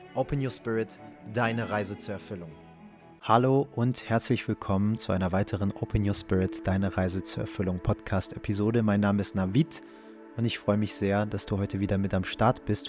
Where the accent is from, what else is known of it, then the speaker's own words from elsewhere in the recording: Germany; Ich bin hier in Deutschland geboren